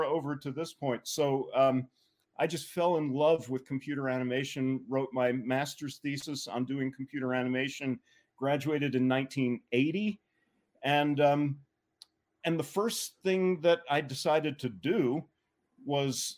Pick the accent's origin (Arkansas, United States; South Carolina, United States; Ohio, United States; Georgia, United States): Georgia, United States; Atlanta; moved away; I grew up in Atlanta, Georgia.